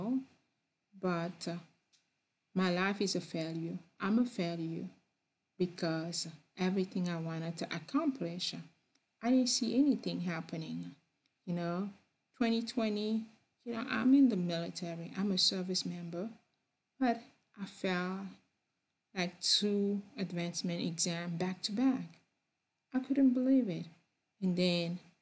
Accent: Cameroon; English is a second language; also born or lived in France; now in United States; I'm from Cameroon. I was born over there, and then I spent a lot of time in other part of the world, but I am from Cameroon.

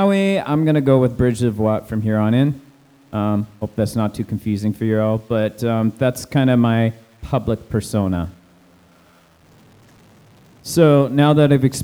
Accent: Canada; I like being Canadian-centric

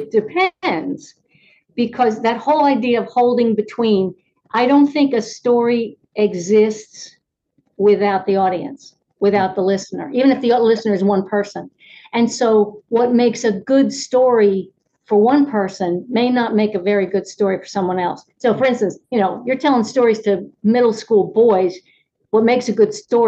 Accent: Reading, Pennsylvania, United States; moved away as an adult; now in Alabama, United States; I grew up in Reading, Pennsylvania. Even though I've lived my entire adult life here, I am not from here.

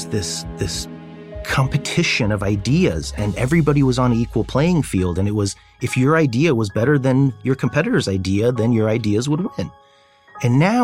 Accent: Fresno, California, United States; also born or lived in Wrocław, Poland / Chicago, Illinois; I grew up in Fresno, California, where we received political asylum and eventually citizenship

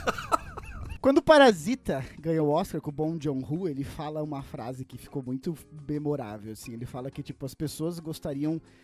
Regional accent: Brazil; nós, como brasileiros

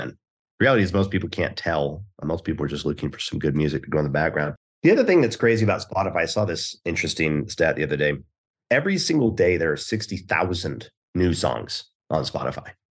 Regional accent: Houston, Texas, United States; I was born in Houston

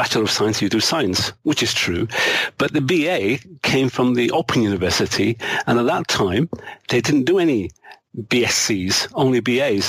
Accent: Manchester, North West England, United Kingdom; an area of Manchester where I grew up.

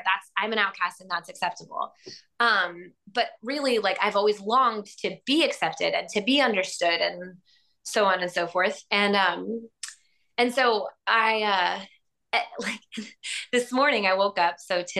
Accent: Florida, United States; I'm from Florida and I still think they suck.

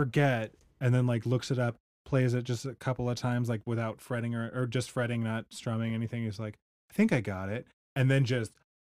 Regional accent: California, United States; I'm from California

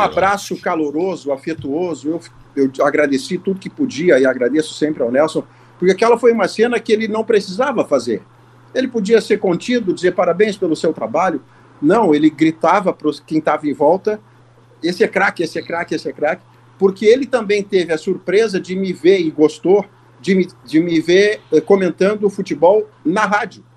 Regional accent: Porto Alegre, Rio Grande do Sul, Brazil; eu nasci no Hospital Ernesto Donelis, em Porto Alegre

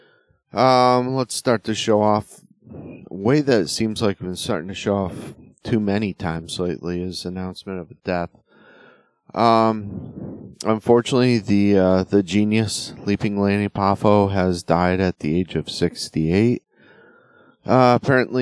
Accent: Connecticut, United States; moved away; I'm originally from Connecticut

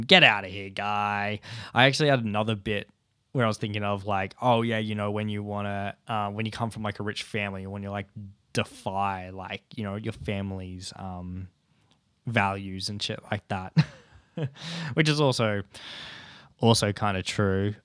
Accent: Ulladulla, New South Wales, Australia; moved away; growing up in Ula Dulla

